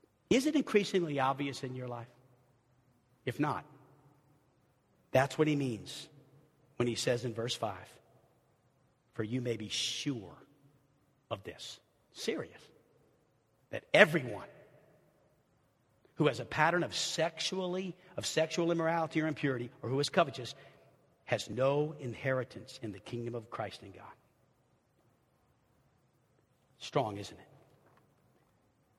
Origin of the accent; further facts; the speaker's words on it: New Orleans, Louisiana, United States; now in Arkansas, United States; I'm from New Orleans